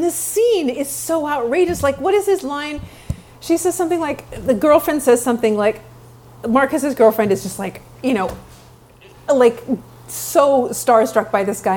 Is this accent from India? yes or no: no; Vancouver, British Columbia, Canada; moved away; I'm born and raised in Vancouver, Canada